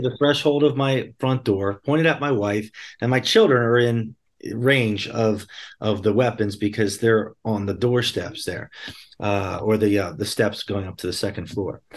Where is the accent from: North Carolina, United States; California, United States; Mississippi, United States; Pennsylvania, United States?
Pennsylvania, United States; Bucks County; I grew up in southeastern Pennsylvania, uh, in Bucks County, P A, just outside of Philadelphia